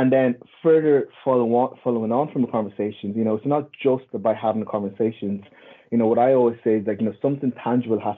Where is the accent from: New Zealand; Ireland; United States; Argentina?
Ireland; We all grew up in Ireland.